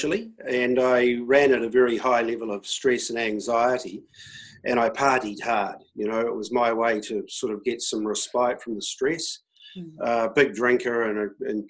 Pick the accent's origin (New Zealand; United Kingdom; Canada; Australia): New Zealand; as a New Zealander